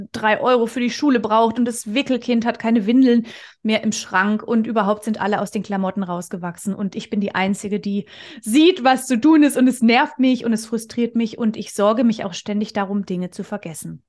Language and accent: German; near Stuttgart, Baden-Württemberg, Germany; also born or lived in Konstanz / Vienna; ich bin äh, aus der Nähe von Stuttgart, da bin ich auch schon geboren, habe zwischenzeitlich mal in Konstanz und Wien gelebt